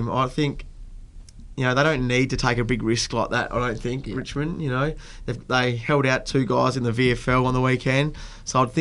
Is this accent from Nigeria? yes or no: no; Italy; Uh, it was an advantage growing up in Italy, and you know I had Adam with me. He's another Italian